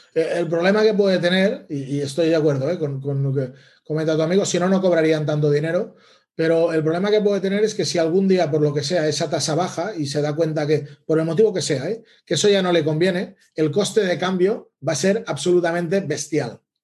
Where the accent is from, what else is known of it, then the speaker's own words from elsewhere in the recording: Les Borges Blanques, Catalonia, Spain; also born or lived in Barcelona; volver a Lleida, a mi ciudad, porque yo soy de Lleida. Bueno, soy de Les Borges Blanques, un pueblo o una ciudad pequeña al lado de, de Lleida